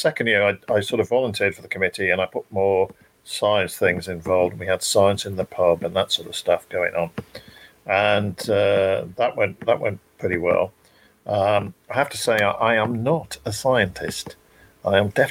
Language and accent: English; Shropshire, West Midlands, United Kingdom; moved away; I come from Shropshire originally, and I moved back to Shropshire